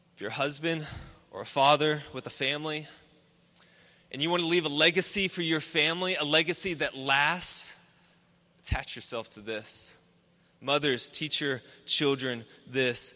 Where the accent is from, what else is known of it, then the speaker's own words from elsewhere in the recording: Houston, Texas, United States; I grew up in Houston. I grew up just up 290, just uh, northwest toward Austin, and in, in the suburbs